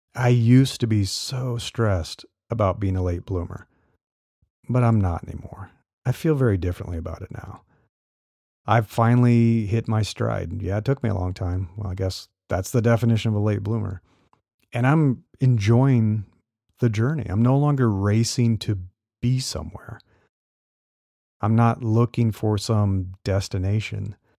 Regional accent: Nebraska, United States; I grew up in Nebraska

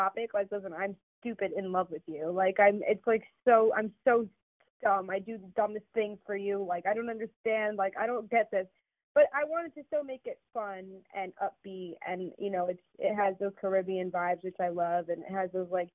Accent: New York City, New York, United States; also born or lived in Connecticut; I'm from New York, so I like grew up around all cultures

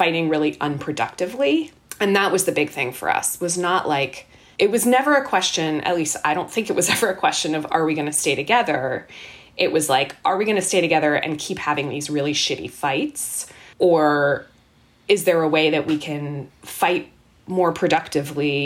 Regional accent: Canada; moved away as an adult; now in Boston, United States; we were Canadian. We are Canadian.

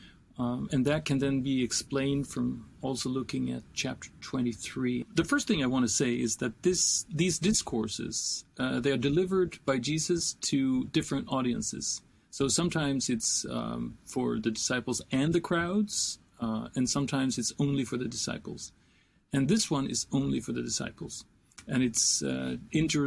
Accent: Sweden; when I grew up in Sweden in the 70s and 80s

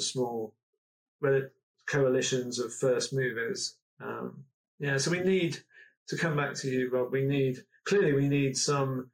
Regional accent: Nailsea, South West England, United Kingdom; I come from Nailsea near Bristol.

